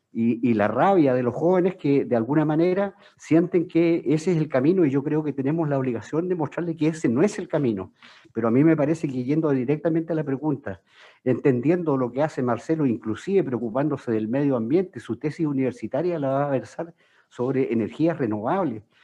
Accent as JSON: {"language": "Spanish", "region": "Magallanes and Chilean Antarctica", "country": "Chile", "said": "Soy magallánico"}